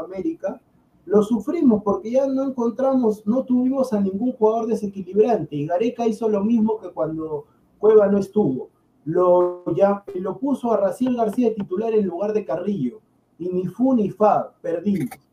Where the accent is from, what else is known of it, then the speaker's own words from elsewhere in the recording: Peru; soy peruano